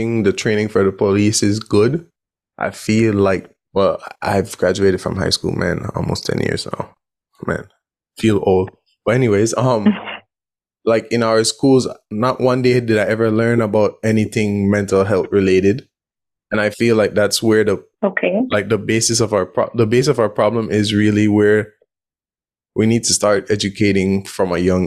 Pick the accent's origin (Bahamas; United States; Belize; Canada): Belize; growing up in Belize